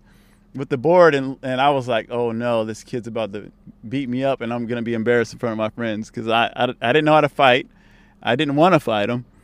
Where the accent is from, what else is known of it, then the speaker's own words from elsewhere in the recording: San Francisco, California, United States; also born or lived in Oakland, California; I was raised in Oakland until I was 9. Then we moved to the city